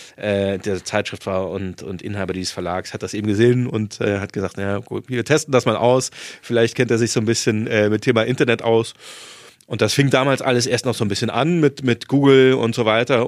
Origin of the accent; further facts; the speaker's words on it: Saarland, Germany; moved away; also born or lived in Marburg / Hamburg; ich bin zwar auf dem Dorf äh, aufgewachsen im, im Saarland